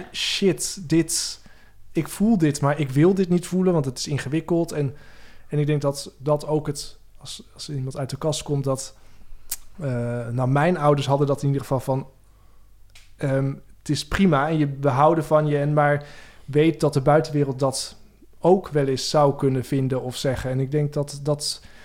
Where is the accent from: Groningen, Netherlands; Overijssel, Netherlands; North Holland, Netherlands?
Groningen, Netherlands; Veendam; moved away as an adult; also born or lived in Amsterdam; Ik kwam uit Veenda, ook zo'n gelovig dorp